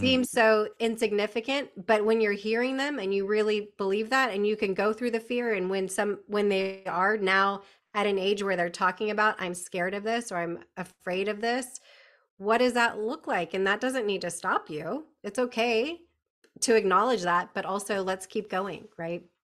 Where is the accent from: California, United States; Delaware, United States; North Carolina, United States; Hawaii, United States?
California, United States; moved away; born and bred in California